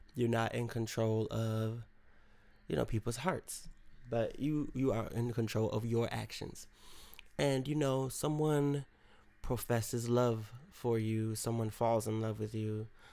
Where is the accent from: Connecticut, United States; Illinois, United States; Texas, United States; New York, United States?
New York, United States; Rochester; moved away; my hometown of Rochester, New York